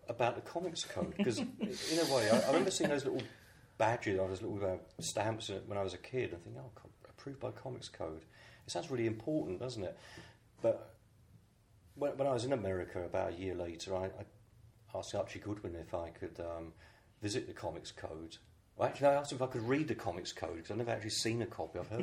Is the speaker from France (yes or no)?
no; United Kingdom; I'm a British artist just visiting in New York